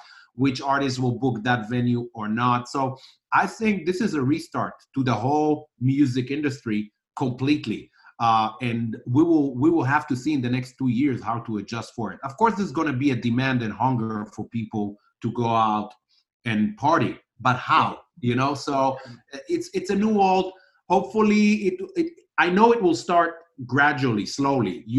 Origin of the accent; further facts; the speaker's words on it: Israel; I grew up in Israel listening to all these genres